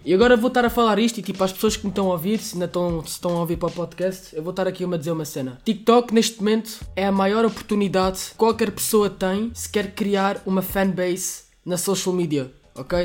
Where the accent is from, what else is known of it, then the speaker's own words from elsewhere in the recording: Luanda, Luanda Province, Angola; Nasci em Angola também, na ilha de Luanda